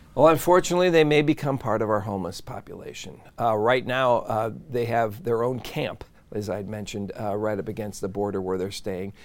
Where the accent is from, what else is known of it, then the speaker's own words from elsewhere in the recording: Midwest, United States; moved away as an adult; now in San Diego, United States; I grew up in the Midwest